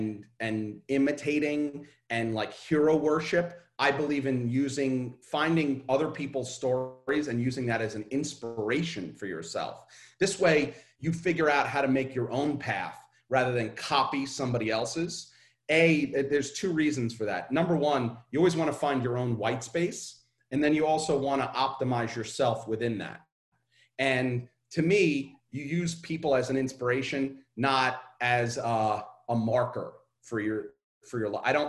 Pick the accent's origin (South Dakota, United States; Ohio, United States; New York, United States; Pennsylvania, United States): New York, United States; Brooklyn; I'm growing up in Coney Island in Brooklyn, and my lower middle class, high, like higher class, like poor.